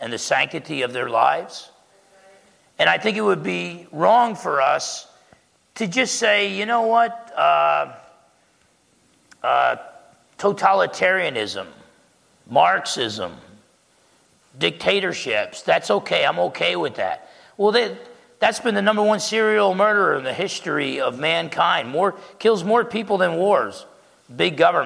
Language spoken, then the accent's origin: English; United States; as an American